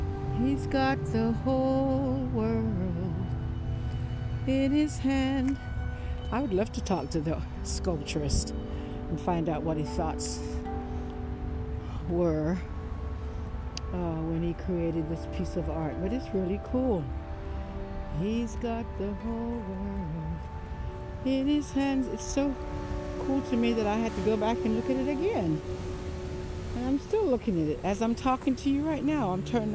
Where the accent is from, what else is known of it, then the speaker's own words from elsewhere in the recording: Jamaica; also born or lived in England; Who would have thought I was born in England? Can you believe that? And I've gotten all these clothes. I guess having to transition from England to Jamaica to live as a child. I went there at 10 years old